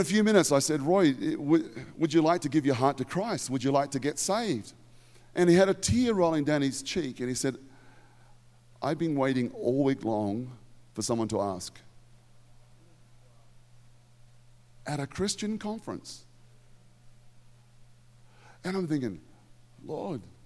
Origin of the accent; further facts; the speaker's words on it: Australia; in Australia, we have the word fair dinkum